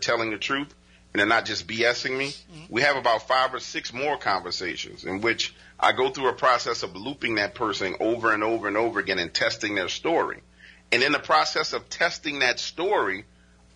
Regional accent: New Orleans, Louisiana, United States; I live in New Orleans. I was born and raised in New Orleans

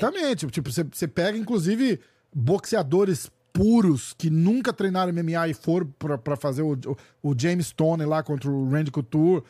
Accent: Brazil; eu também sou brasileiro

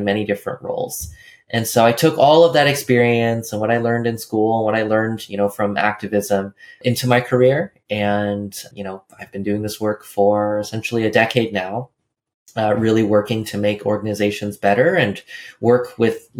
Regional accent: California, United States; I grew up in California

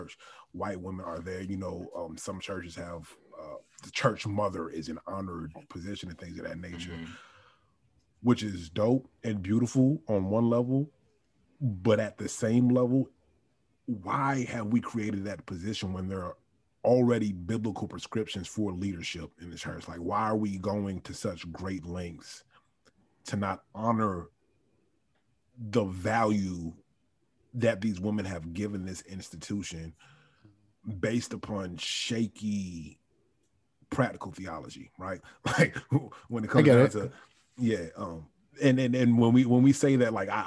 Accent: Virginia, United States; moved away as an adult; also born or lived in New York; now in Miami, United States; I was born in New York, and I grew up in Virginia for the most part

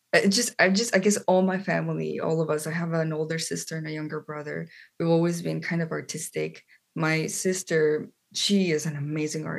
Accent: Colombia; moved away as an adult; now in United States; I am from Colombia, South America. That's where I grew up

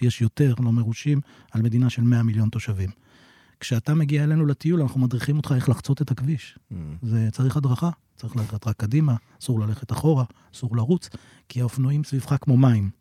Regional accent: Emek Hefer, Central District, Israel; moved away as an adult; now in Vietnam; אני מעמק חפר

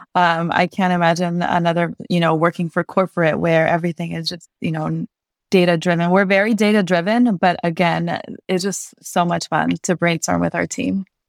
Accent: Santa Monica, California, United States; I grew up in Santa Monica, which was predominantly white

